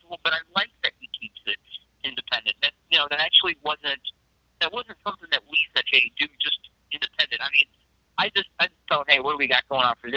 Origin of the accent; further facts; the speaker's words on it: Miami, Florida, United States; moved away; I'm originally from Miami, Florida